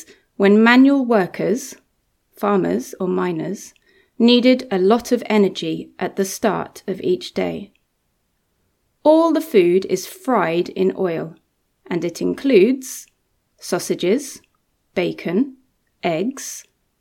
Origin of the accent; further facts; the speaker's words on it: Reading, South East England, United Kingdom; In my hometown